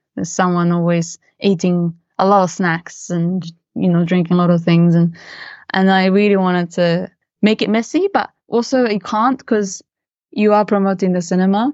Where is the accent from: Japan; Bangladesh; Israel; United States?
Japan; moved away as an adult; also born or lived in London, United Kingdom; growing up in Japan with, you know, as, as a mix, mixed race